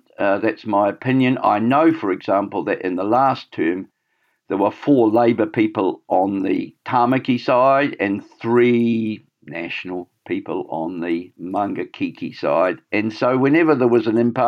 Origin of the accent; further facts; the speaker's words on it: Scotland, United Kingdom; now in Auckland, New Zealand; I'm a Scot